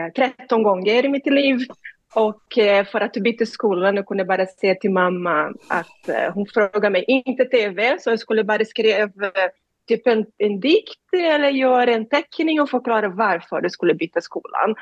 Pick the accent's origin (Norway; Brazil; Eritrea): Brazil; Rio de Janeiro; Swedish is a second language; moved away as an adult; now in Sweden; Jag är från Rio de Janeiro, jag växte upp i suburbs eh, nära faveler